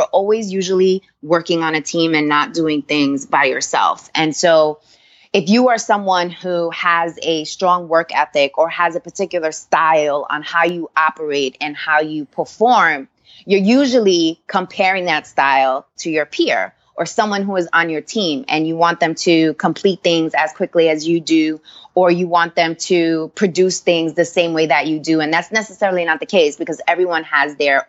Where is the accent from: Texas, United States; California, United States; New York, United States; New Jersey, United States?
New York, United States; New York City; also born or lived in Orlando, Florida; I grew up in New York. I'm a New York girl at heart. I grew up in Queens. Lived in Orlando a few years, but the majority of my life, I grew up in Queens